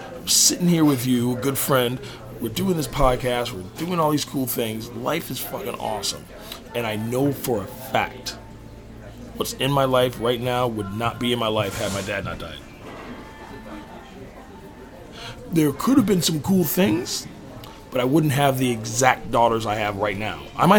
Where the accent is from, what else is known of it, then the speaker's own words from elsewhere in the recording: New York, United States; And then you know, I came out to California from New York.